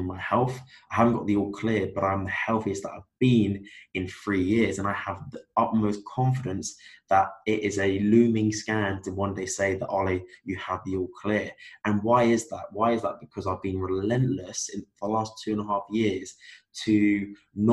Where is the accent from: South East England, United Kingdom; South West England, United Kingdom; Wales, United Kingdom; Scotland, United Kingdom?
South West England, United Kingdom; Cornwall; moved away as an adult; now in Belfast, United Kingdom; I'm from Cornwall in England